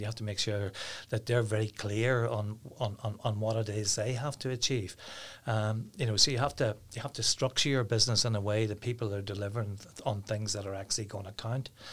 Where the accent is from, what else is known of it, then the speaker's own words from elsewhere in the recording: Downpatrick, Northern Ireland, United Kingdom; now in Carryduff, United Kingdom; I'm originally from Downpatrick, but I live in Carriadoff now.